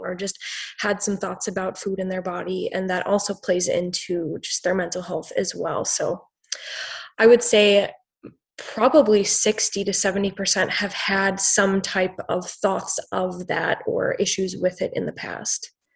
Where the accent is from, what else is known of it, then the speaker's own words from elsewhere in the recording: Wisconsin, United States; I'm from Wisconsin.